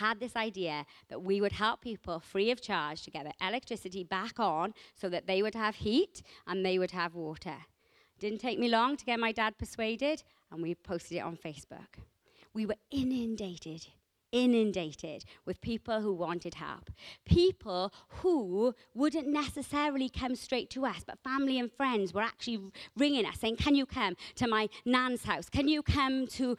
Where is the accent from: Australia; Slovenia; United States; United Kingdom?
United Kingdom; Rhymney Valley, Wales; I grew up in the Rumney Valleys. The Rumney Valleys is a small, close-knit community. I came from a village